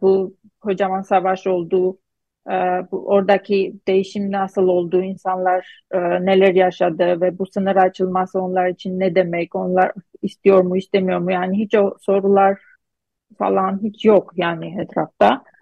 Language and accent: Turkish; Gyumri, Shirak, Armenia; Turkish is a second language; moved away as an adult; also born or lived in Istanbul, Turkey; now in Boston, United States; Gümrü'den Gümrü, Gümrülüyüm ben